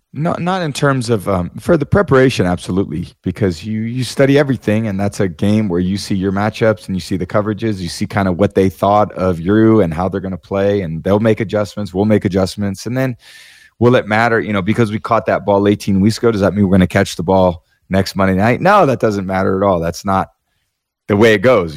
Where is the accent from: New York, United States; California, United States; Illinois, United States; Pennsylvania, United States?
California, United States; Bay Area, Northern; I was growing up in the Bay Area